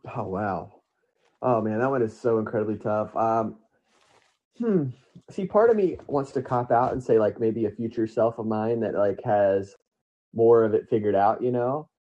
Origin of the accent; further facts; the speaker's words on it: Lebanon, Missouri, United States; it was a great place to grow up, and I'm truly proud to be from Lebanon, Missouri